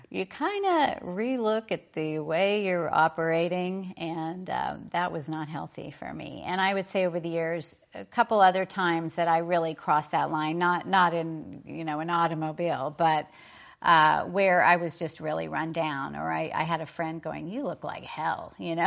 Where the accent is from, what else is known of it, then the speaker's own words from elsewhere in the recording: Oklahoma, United States; I was raised in Oklahoma